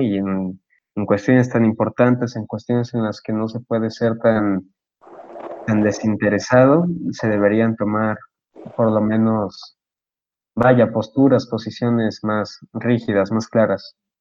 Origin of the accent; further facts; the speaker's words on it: Mexico; yo como posicionista mexicano